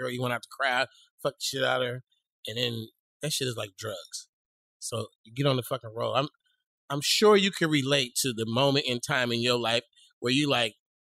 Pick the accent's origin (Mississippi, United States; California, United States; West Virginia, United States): California, United States; I was, come on, I came from California.